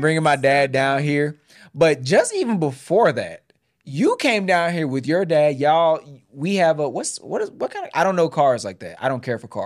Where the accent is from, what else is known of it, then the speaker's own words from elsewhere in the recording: Houston, Texas, United States; moved away as an adult; now in Georgia, United States; we both are homegrown Texans. I'm Houston.